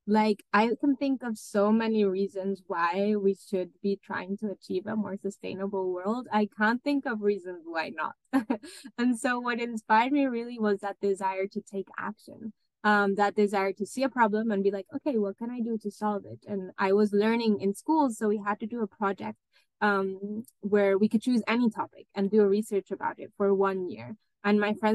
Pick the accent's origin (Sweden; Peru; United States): Peru; moved away as an adult; also born or lived in France; I was born in Peru, which is in South America. And I grew up there.